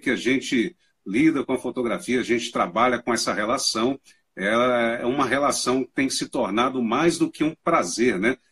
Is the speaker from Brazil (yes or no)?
yes; Manhuaçu, Minas Gerais, Brazil; moved away as an adult; now in Uberlândia, Brazil; Eu sou do interior, bem no interiorzão aqui de Minas Gerais, uma cidade que fica na região leste do estado, chama mãe Manhuaçu, né, a minha cidade